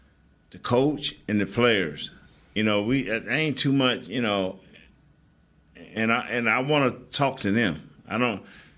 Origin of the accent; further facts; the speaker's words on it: Orlando, Florida, United States; I'm from Richmond Heights, Orlando, Florida. Okay, I don't say I'm from Walt Disney World.